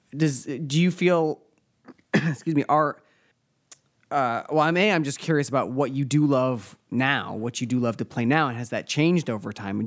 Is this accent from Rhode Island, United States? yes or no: yes; Rhode Island, United States; I'm from Rhode Island